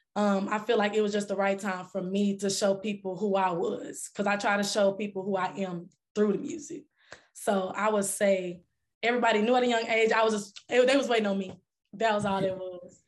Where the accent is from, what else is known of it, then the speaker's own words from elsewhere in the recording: Dallas, Texas, United States; I'm from Dallas, Texas